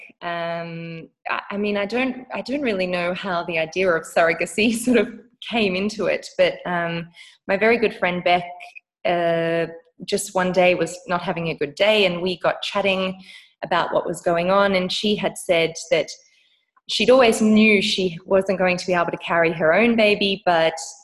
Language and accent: English; Australia; moved away as an adult; now in South Africa; We currently live in South Africa, even though I am an Australian.